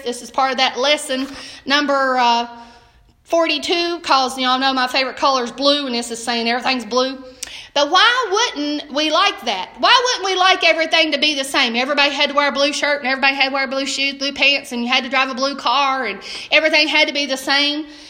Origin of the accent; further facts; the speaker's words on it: Southern United States, United States; accent: Southern; I speak Southern. He, I'm Southern American